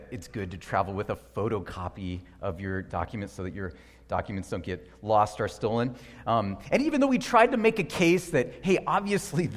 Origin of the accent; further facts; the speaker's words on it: United States; as an American